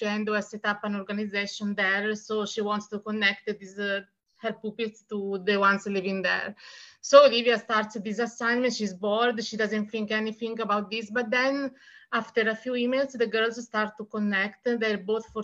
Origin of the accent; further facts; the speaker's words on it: Italy; English is a second language; I'm from Italy, and I am a writer, and I've published 4 books, 3 books in Italian